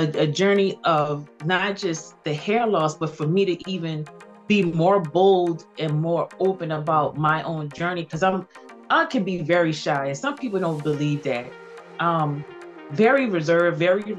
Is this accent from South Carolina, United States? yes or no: yes; Cross, South Carolina, United States; also born or lived in Charleston, South Carolina; I was born in Charleston, but I was raised in Cross, South Carolina.